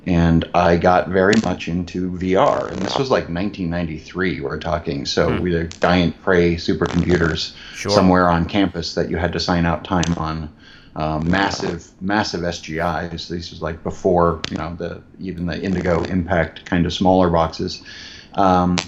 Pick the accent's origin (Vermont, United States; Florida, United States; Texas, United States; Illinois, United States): Illinois, United States; Chicago; I am originally from Chicago. I grew up in the southwest suburbs.